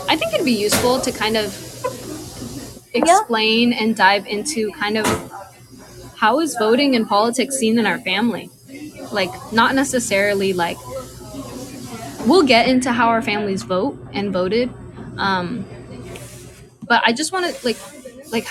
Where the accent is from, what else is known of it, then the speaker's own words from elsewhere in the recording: Seattle, Washington, United States; I was born in Seattle. I was raised in West Seattle, and I've been here my whole life.